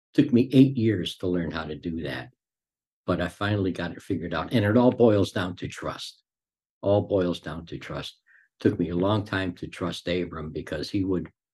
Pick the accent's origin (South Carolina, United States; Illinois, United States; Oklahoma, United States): Illinois, United States; Chicago; also born or lived in Cicero, Illinois; I grew up in Chicago. I had a normal childhood